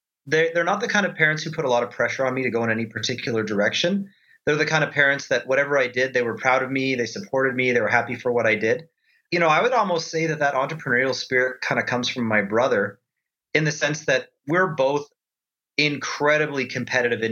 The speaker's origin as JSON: {"language": "English", "town": "Edmonton", "region": "Alberta", "country": "Canada", "tie": "born or raised there", "said": "born and raised in Edmonton, Alberta, Canada"}